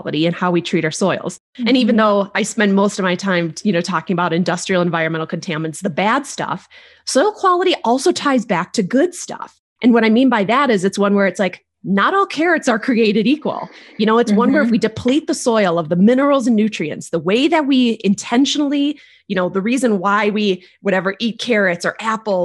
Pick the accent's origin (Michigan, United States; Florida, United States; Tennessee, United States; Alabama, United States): Michigan, United States; Northern; I grew up in Michigan, in Northern Michigan, actually